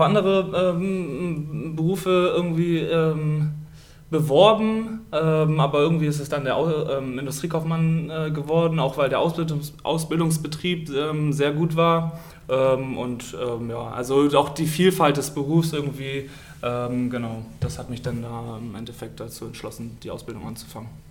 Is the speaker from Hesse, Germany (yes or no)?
no; Stade district, Lower Saxony, Germany; moved away as an adult; now in Oldenburg, Germany; komme gebürtig aus dem Landkreis Stade, bin da geboren und habe auch da das Handballspielen gelernt